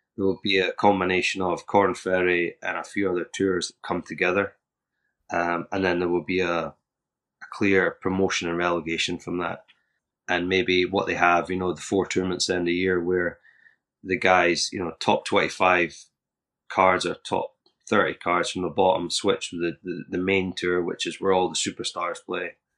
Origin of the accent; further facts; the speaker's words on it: Scotland, United Kingdom; I'm from Scotland